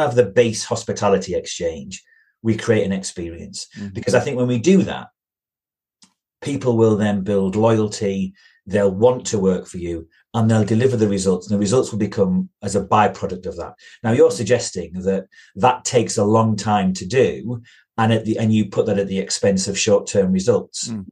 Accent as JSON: {"language": "English", "region": "Yorkshire and the Humber", "country": "United Kingdom", "said": "I come from Yorkshire. I live in the deepest, darkest hills of North Yorkshire."}